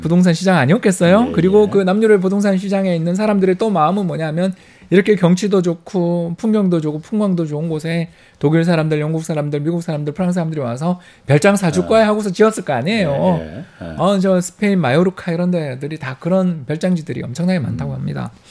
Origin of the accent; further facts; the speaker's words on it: South Korea; now in Seoul, South Korea; 지리산 근처에 있는 산골에 제가 출신이에요.